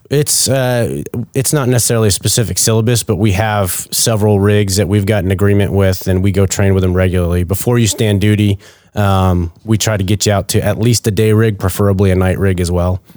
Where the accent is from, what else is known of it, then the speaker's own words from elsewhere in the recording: Maine, United States; moved away; originally from Maine